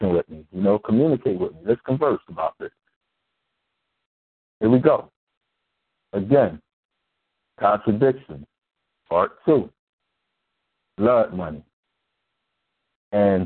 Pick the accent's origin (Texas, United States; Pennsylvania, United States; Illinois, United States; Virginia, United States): Pennsylvania, United States; Philadelphia; I was raised in North Philly. Born and raised.